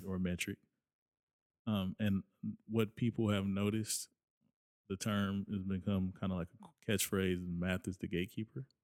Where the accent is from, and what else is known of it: Lawndale, California, United States; born or raised there; also born or lived in Inglewood, California